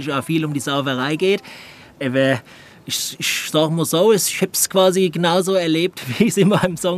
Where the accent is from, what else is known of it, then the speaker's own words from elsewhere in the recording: Rhineland-Palatinate, Germany; aber ich komme ja auch aus der Nähe, nicht so weit weg, also aus dem Pfalz.